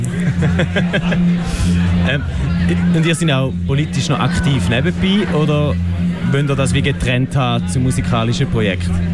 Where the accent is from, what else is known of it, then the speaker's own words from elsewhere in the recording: Eastern Switzerland, Switzerland; accent: Ostschweizer Dialekt; Ich bin ja ein äh, vehementer Verteidiger von unserem Dialekt